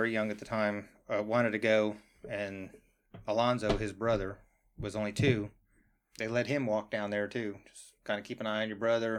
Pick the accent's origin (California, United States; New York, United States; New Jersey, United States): New Jersey, United States; I'm from New Jersey.